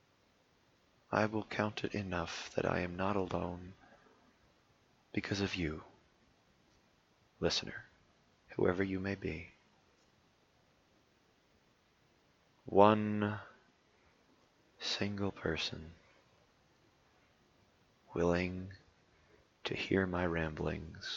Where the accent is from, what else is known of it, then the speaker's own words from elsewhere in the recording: United States; I'm an American.